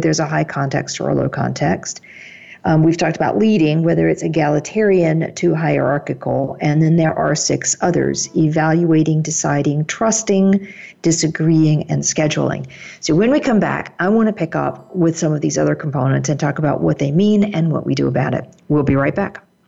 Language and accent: English; United States; my German colleagues accuse me of being very direct as an American style